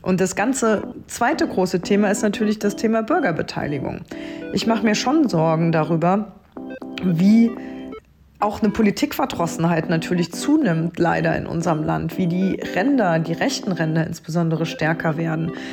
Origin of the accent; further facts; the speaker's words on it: Trier, Rhineland-Palatinate, Germany; meine Heimat Trier und Trier-Saarburg